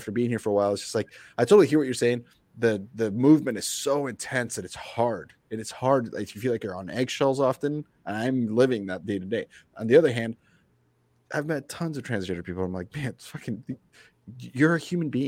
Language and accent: English; Grand Island, Nebraska, United States; now in Portland, United States; I came from Nebraska, right? I grew up in Grand Island for the most part